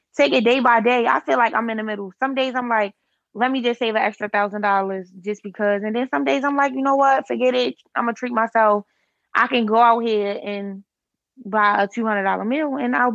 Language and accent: English; Baltimore, Maryland, United States; from East Baltimore